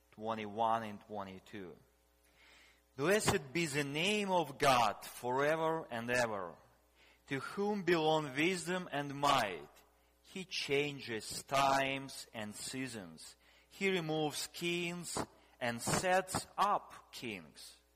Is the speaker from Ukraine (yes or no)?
yes; Ukraine; also born or lived in Russia; I was born in Russia, then we moved into in Ukraine